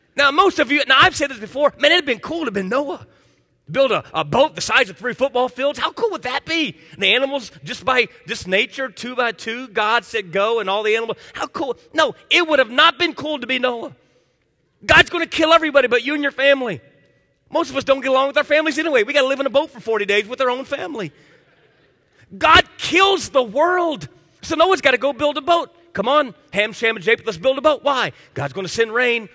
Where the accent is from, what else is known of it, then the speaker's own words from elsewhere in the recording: Miami, Florida, United States; moved away; I grew up in Miami as a kid